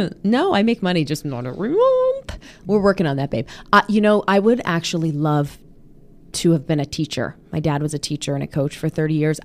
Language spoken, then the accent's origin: English; Pittsburgh, Pennsylvania, United States; moved away; my hometown of Pittsburgh